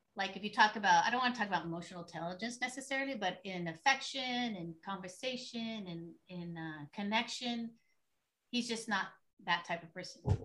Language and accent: English; San Diego, California, United States; I grew up in San Diego, California, so by the beach, so we were pretty hippie-ish